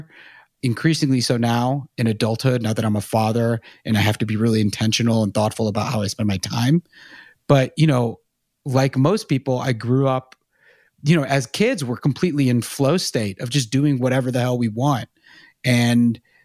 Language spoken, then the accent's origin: English; Charlotte, North Carolina, United States; I grew up in Charlotte, and then went to Chapel Hill